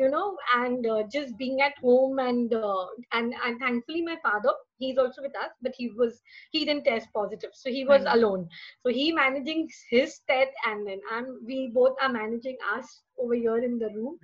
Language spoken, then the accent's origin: English; Mumbai, Maharashtra, India; I'm from Mumbai, and I work in a travel agency